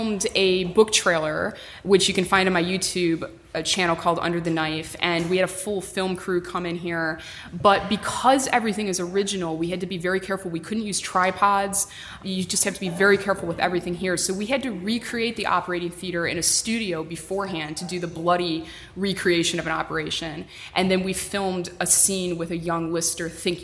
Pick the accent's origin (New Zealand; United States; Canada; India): United States; as an American